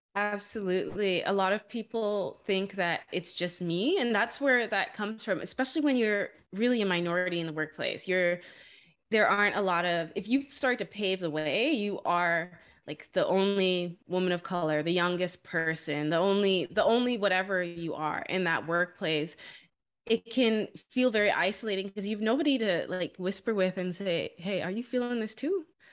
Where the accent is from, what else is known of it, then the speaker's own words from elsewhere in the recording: Bahamas; moved away as an adult; also born or lived in Canada; I'm originally from the Bahamas